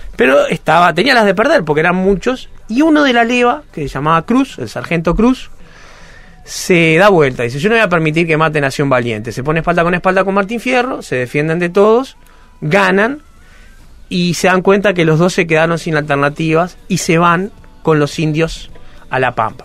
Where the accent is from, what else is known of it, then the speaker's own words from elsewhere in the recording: Uruguay; yo que soy un uruguayo blanco de mediana edad, de origen judío